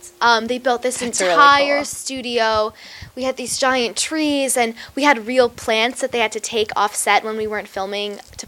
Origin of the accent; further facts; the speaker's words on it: New York, United States; I'm from New York